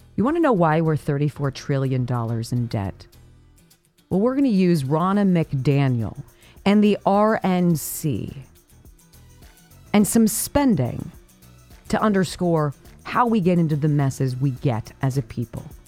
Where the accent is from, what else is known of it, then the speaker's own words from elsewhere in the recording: Los Angeles, California, United States; Growing up on Paul Revere Drive in what was then called Woodland Hills, California. It's now Calabasas.